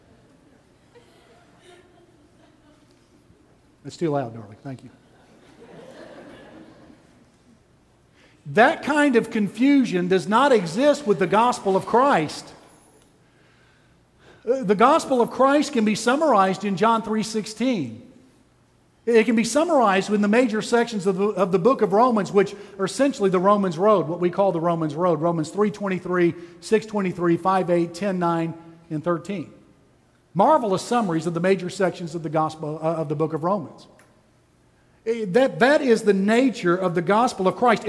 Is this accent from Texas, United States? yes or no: yes; Texas, United States; I'm from Texas